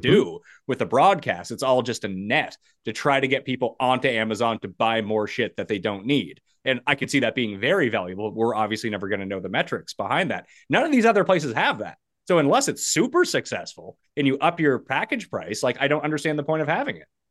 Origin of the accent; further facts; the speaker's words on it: Canada; being a Canadian